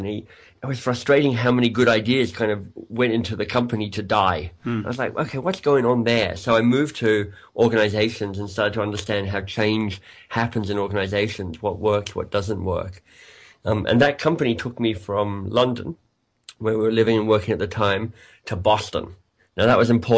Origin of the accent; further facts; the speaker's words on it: Australia; moved away as an adult; also born or lived in England; now in Toronto, Canada; I'm Australian by birth. You might be able to hear that in my accent